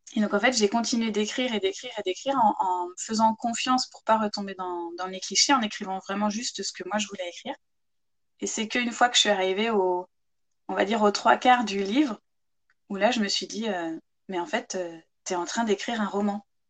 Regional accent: Chartres, Centre-Val de Loire, France; also born or lived in Ireland; now in Manche, France; Je suis originaire de Chartres en Eure-et-Loire à la base, c'est là-bas que j'ai grandi

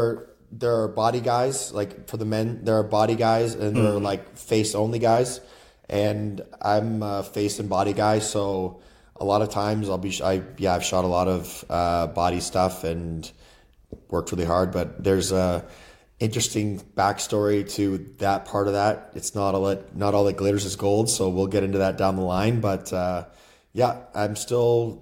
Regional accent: Peterborough, Ontario, Canada; I'm originally from Canada, born and raised in Canada. I was raised on a 500-acre cattle farm outside of a place called Peterborough

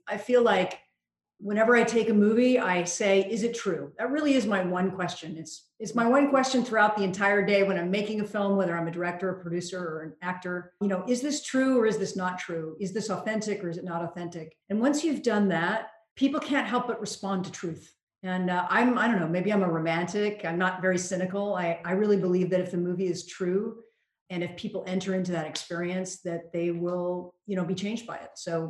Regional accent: United States; being an American, living through 9/11

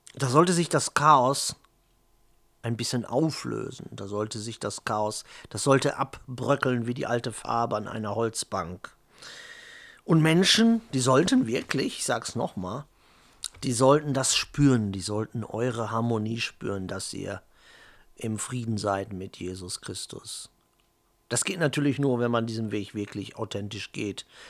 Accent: Germany; ich bin halt Deutscher, Italiener, Pole ist in mir drin, holländisches Blut ist in mir drin

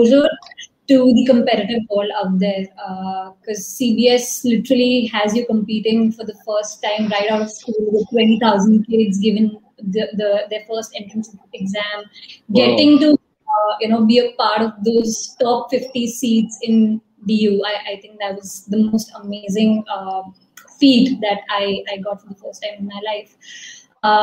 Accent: Delhi, India; I was born in Broadbent, Delhi, in a very middle-class family, a Banya family

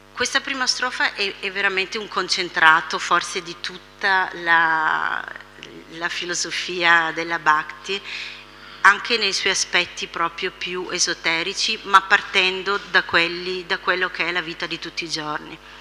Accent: Italy; per noi che siamo nati in Italia, tutti all'interno di una tradizione cristiana

